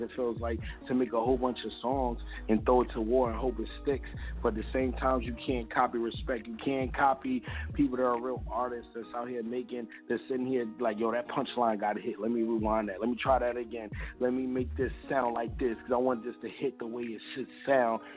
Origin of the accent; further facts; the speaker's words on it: New York City, New York, United States; now in Delaware, United States; I'm originally from Brooklyn